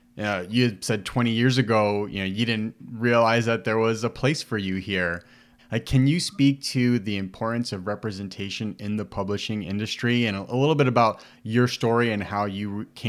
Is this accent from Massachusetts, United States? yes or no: no; Chicago, Illinois, United States; me growing up in Humboldt Park, you know, I remember thinking growing up, you know, my only interpretation or understanding of being Puerto Rican was, of course, Paseo Boricua